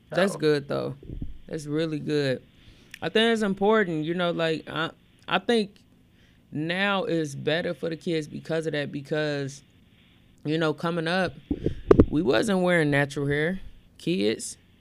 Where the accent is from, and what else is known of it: Gary, Indiana, United States; born or raised there; also born or lived in Elkhart, Indiana